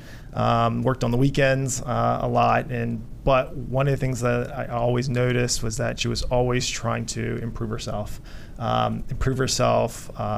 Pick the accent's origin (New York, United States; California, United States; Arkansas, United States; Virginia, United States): Virginia, United States; Richmond; also born or lived in Vietnam; I grew up in Richmond, Virginia